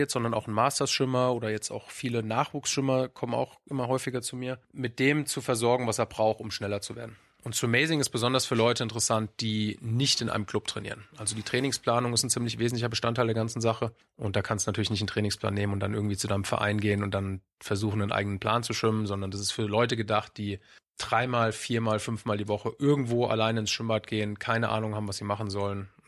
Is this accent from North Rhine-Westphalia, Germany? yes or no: no; Frankfurt, Hesse, Germany; gebürtiger Frankfurter.